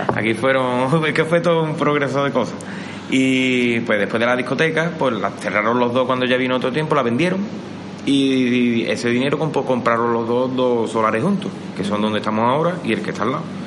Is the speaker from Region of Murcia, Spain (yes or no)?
no; Bollullos, Andalusia, Spain; aquí en Boyullo